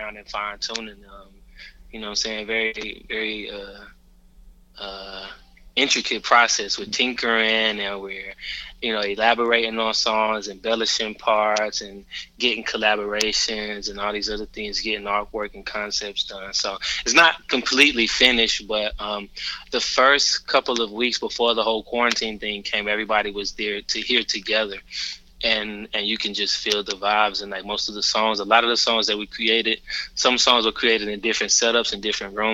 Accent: Atlanta, Georgia, United States; we're from Atlanta. Born and raised

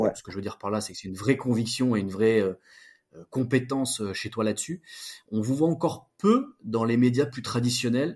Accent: Grenoble, Auvergne-Rhône-Alpes, France; je viens de Grenoble

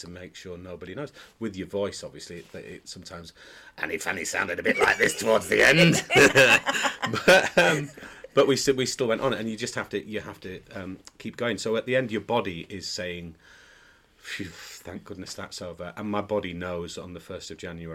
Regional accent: Wakefield, Yorkshire and the Humber, United Kingdom; I'm from actually from Wakefield

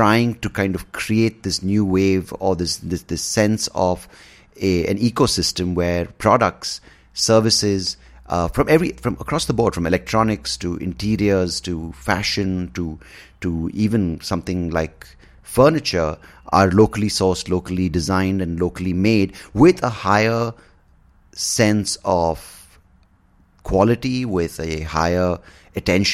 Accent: India

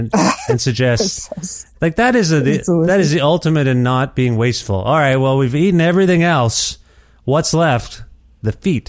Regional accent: Ontario, Canada; moved away; so that's where I lived for most of my life, actually. I'm from nearby, and then I moved there for school. Anyway, so I do miss Ontario, and I used to go into Toronto all the time.

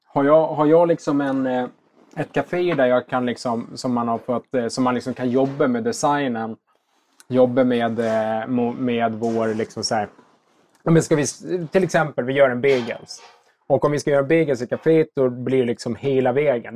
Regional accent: Visby, Gotland, Sweden; moved away as an adult; now in Stockholm, Sweden; Jag är gotlänning. Uppväxt i Visby

